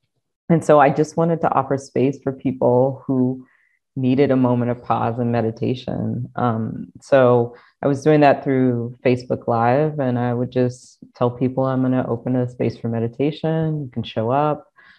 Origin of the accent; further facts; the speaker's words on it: Deep South, United States; And I think, I mean, again, I grew up in the Deep South. So I grew up in an AME Zion church and we went to church every Sunday